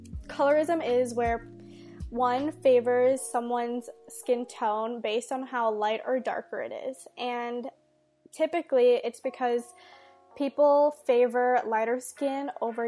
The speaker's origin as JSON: {"language": "English", "town": "Mumbai", "region": "Maharashtra", "country": "India", "said": "from Mumbai."}